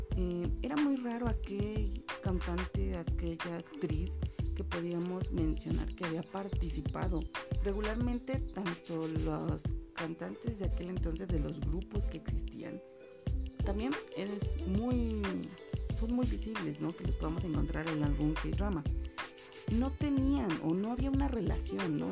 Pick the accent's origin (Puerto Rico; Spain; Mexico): Mexico; soy mexicana